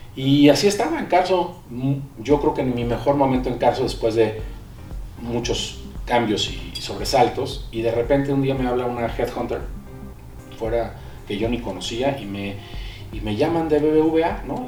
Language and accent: Spanish; Villahermosa, Tabasco, Mexico; now in Mexico City, Mexico; Yo nací aquí en el DF y nos fuimos a vivir cuando yo tenía siete años allá. crecí en Villahermosa, allá, están mis raíces